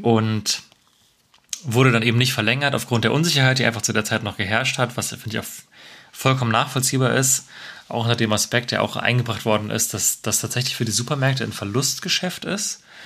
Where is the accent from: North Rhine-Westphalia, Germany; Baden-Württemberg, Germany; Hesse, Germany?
Hesse, Germany; Marburg; now in Cologne, Germany; in meine Heimat äh, Marburg